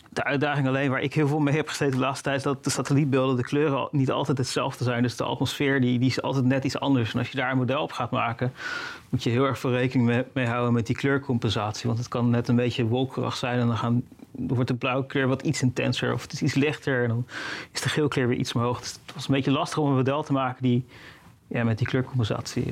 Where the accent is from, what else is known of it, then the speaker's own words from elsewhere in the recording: Netherlands; als Nederlander